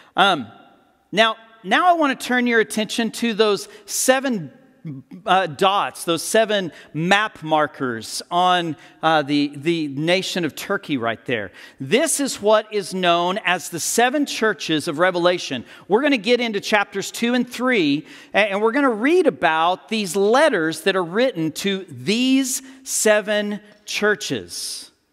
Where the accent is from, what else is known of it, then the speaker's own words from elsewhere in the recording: United States; as modern Americans